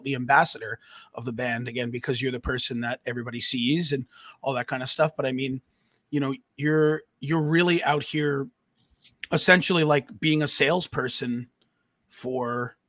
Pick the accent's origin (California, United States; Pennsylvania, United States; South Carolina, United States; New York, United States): New York, United States; You know, I grew up on Long Island with him.